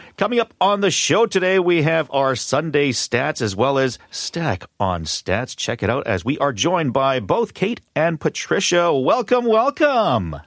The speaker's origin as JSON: {"language": "English", "town": "Vancouver", "region": "British Columbia", "country": "Canada", "tie": "born or raised there", "said": "I grew up in Vancouver"}